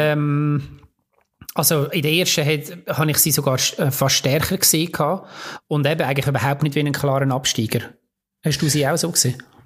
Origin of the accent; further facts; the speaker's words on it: Lucerne, Switzerland; als Luzerner